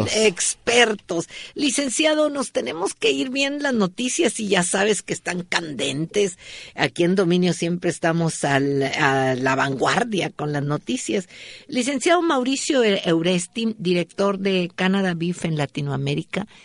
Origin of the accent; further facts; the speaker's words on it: northern Mexico, Mexico; como bueno norteño